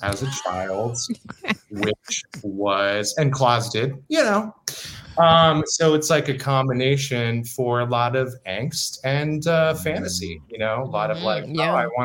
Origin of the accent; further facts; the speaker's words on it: Saratoga, California, United States; moved away as an adult; also born or lived in Detroit / Chicago / New York; I grew up in the San Fran South Bay near Santa Cruz in a little town called Saratoga